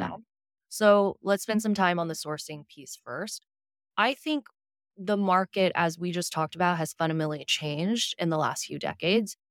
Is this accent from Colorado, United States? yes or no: no; Houston, Texas, United States; moved away as an adult; also born or lived in Shanghai, China / New York; now in San Francisco, United States; I was born in Shanghai, I grew up in Houston.